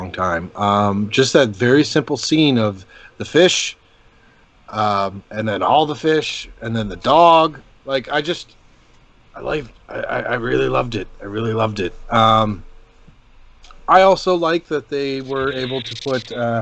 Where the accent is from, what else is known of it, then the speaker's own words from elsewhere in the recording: Canada; I'm Canadian and I kind of got the Canadian sensibilities behind it